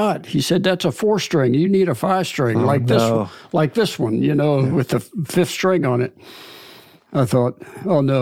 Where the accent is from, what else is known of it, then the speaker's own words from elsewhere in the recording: Red Line, Pennsylvania, United States; I'm from Red Line, Pennsylvania, which isn't too far from where you're sitting right now